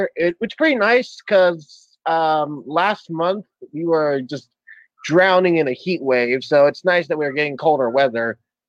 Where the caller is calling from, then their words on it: Southern California, United States; I'm calling from South California, actually. I'm one of the U.S. viewers.